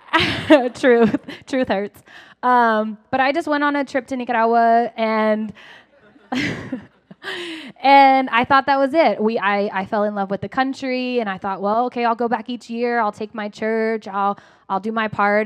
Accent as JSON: {"language": "English", "town": "Lakeland", "region": "Florida", "country": "United States", "tie": "born or raised there", "moved": "yes", "said": "I grew up here in Lakeland"}